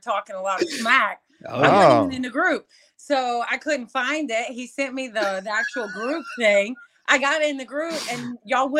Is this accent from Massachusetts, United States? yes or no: no; Channelview, Texas, United States; I'm actually from Channelview, Baytown area